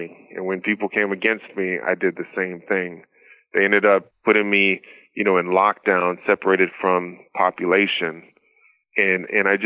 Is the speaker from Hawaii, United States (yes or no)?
yes; Maui, Hawaii, United States; moved away; I grew up in Maui on an island with pineapples